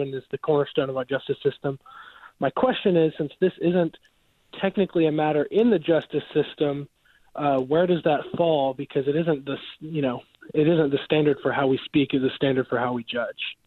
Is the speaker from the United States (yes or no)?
yes; United States; also born or lived in Buford, Georgia; as an American woman, not a hyphenated American, but a real American